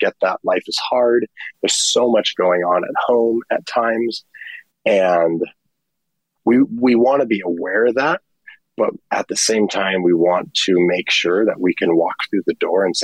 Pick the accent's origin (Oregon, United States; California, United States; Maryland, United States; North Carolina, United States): California, United States; Mission Viejo; I grew up here in California, in Mission Viejo